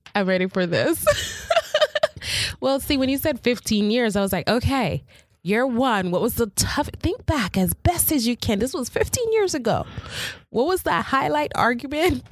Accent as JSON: {"language": "English", "country": "Jamaica", "said": "I'm Jamaican"}